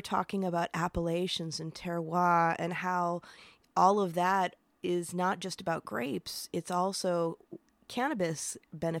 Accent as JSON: {"language": "English", "region": "Upper Peninsula of Michigan", "country": "United States", "moved": "as an adult", "lives_now": "San Francisco, United States", "said": "I moved here almost 30 years ago, but I'm originally from the Upper Peninsula of Michigan, where it's basically a gigantic state park with like a college town and a couple of little towns in there."}